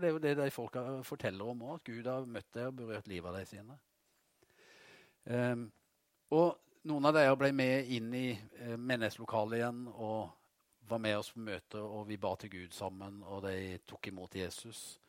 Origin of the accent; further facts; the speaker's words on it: Vegårshei, Agder, Norway; hjemme på Vegårshei